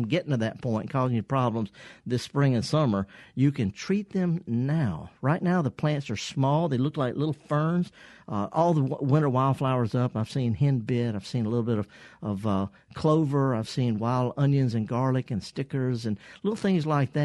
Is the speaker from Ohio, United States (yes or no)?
no; the Mississippi Delta, United States; I'm from the Delta, by the way. I'm born and raised